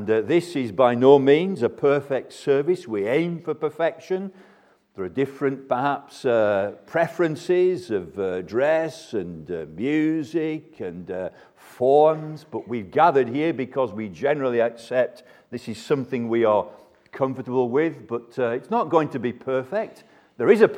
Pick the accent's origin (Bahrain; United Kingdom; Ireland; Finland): United Kingdom; Burnley, North West England; my hometown of Burnley.